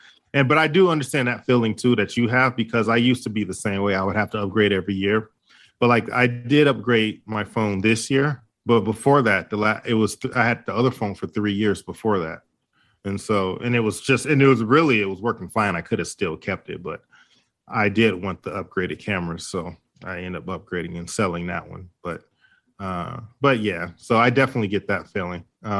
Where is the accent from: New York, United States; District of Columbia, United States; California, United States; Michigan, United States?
Michigan, United States; Detroit; And you know, what's funny, growing up in Detroit, there was a lot of people who, when they got ready to get married, they didn't really have a lot of money.